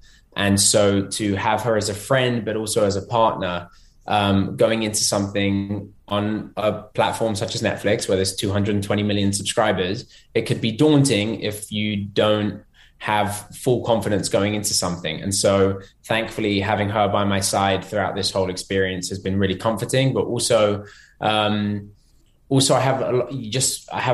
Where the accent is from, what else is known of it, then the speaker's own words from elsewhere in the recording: London, United Kingdom; now in Los Angeles, United States; I'm from London